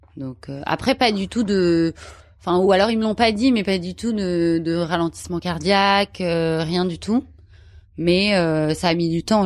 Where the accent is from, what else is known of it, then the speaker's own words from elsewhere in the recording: Paris, Île-de-France, France; je suis parisienne